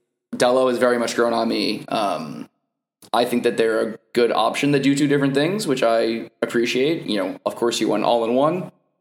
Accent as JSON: {"language": "English", "country": "United States"}